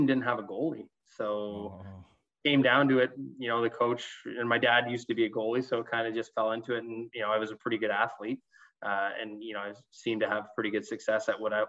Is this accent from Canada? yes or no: yes; Ayr, Ontario, Canada; also born or lived in Owen Sound; I'm from Ayr, which is, 10, 15 minutes from Cambridge.